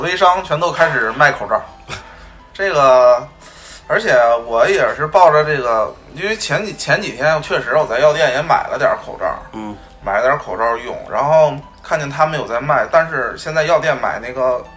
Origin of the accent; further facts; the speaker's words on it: Northeast China, China; 我记得小的时候在东北，在那个农村，去一个什么远房亲戚家里